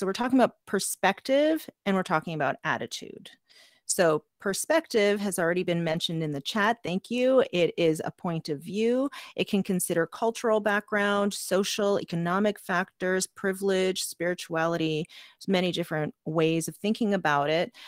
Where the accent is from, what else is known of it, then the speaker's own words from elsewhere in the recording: Canada; I am Canadian, I am urban